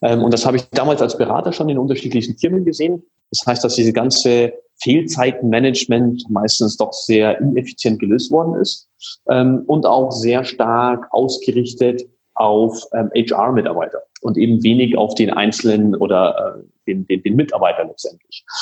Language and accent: German; Munich, Bavaria, Germany; also born or lived in Hanover; bin in München aufgewachsen